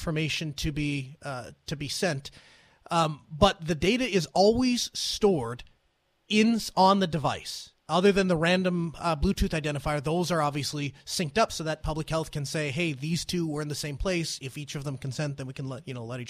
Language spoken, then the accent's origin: English; North Dakota, United States; my home state of North Dakota